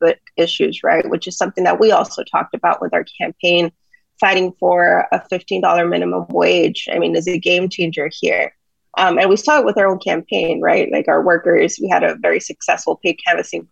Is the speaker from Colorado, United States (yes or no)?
no; Laredo, Texas, United States; my hometown of Laredo